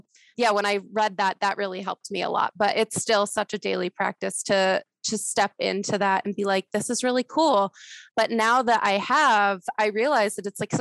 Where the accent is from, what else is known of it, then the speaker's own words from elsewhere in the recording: South Florida, United States; also born or lived in Denver / Tahoe; I'm originally from South Florida, which is where I live